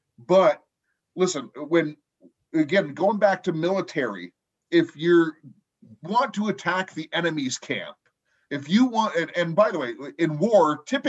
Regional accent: Los Angeles, California, United States; moved away; honestly was Los Angeles. That's my hometown, and I'm far from there now.

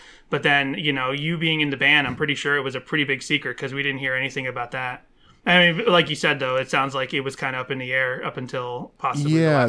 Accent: Boston, Massachusetts, United States; now in Los Angeles, United States; We're in LA right now. I'm originally from Boston.

